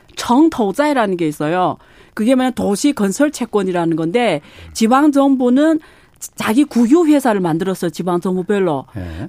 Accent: China; now in South Korea; 제가 중국 국적자라고

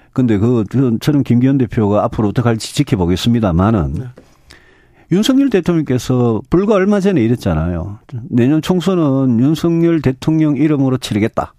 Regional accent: Daegu / North Gyeongsang, South Korea; 저 대구 경북 출신이고 네. 저뭐 평생 거기 살았고요

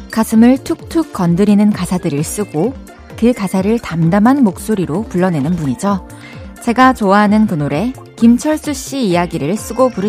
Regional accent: Incheon, South Korea; 저 고향 인천이에요.

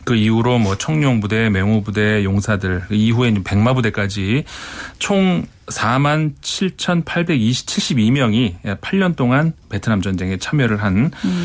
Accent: Seoul, South Korea; 제가 서울에서 왔다 하니까

